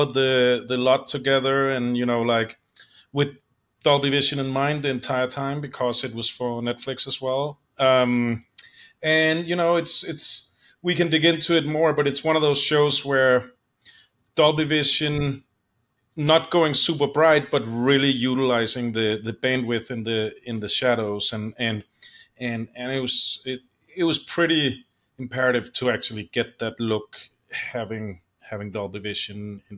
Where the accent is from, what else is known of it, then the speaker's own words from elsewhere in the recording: Copenhagen, Capital Region of Denmark, Denmark; English is a second language; Yeah, I'm from Copenhagen, Denmark, and started at 16 at my dad's post house